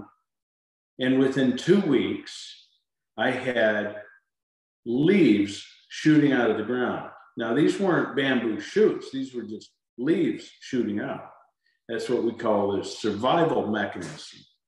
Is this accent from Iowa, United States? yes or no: yes; Iowa, United States; also born or lived in Pennsylvania; now in Florida, United States; I grew up in Iowa and lived in your state for a while